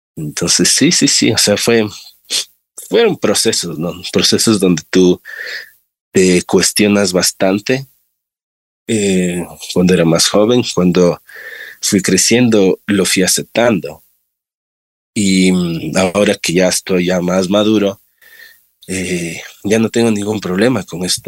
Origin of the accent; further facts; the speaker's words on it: Quito, Pichincha, Ecuador; yo soy de acá de Quito. Eh, nací en el Valle de los Chillos. Eh, crecí igual en Los Chillos